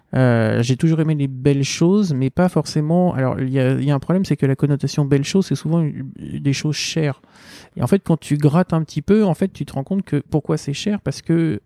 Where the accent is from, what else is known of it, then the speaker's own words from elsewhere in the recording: Seine-Saint-Denis, Île-de-France, France; je viens du 93